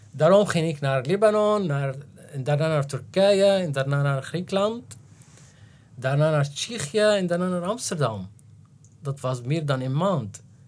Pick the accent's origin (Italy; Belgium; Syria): Syria; Damascus, Damascus Governorate; Dutch is a second language; moved away as an adult; also born or lived in Aleppo, Syria; now in Netherlands; ik ben geboren in Aleppo, 1972 Dus ik ben gegroeid in Aleppo tot, eh, tot zeven of acht jaar en daarna in, in Damascus.